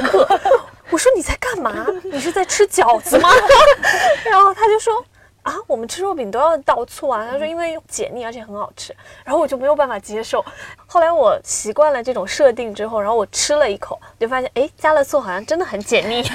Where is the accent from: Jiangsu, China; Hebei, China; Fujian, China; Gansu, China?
Fujian, China; Xiamen; now in Beijing, China; 我是一个厦门人